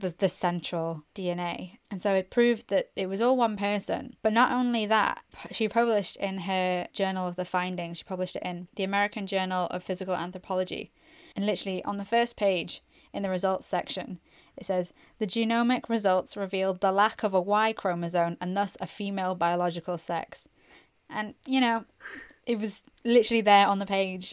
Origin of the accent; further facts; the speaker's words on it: Northumberland, North East England, United Kingdom; I'm from Northumberland